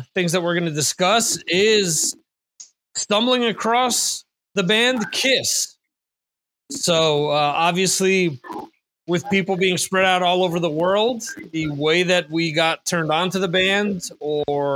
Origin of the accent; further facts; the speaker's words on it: New Jersey, United States; moved away; my home state of New Jersey